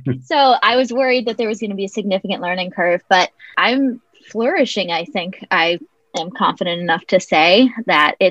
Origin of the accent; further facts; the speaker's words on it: Iowa, United States; also born or lived in Virginia; now in Pittsburgh, United States; I currently live in Pittsburgh. I'm from Iowa originally by way of Virginia.